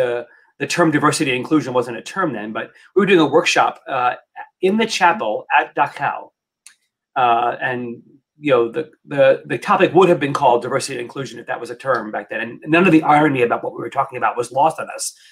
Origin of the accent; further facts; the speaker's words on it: New York, United States; So I grew up in New York, classic.